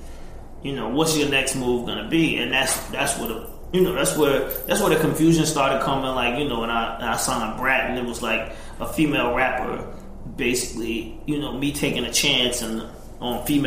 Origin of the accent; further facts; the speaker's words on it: Atlanta, Georgia, United States; because I'm from Atlanta. They wasn't playing … on V103